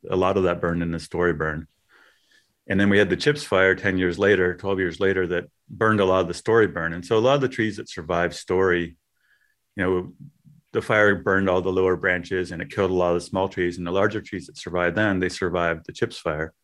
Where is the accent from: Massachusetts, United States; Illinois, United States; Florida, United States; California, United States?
California, United States; Westwood; I grew up in Westwood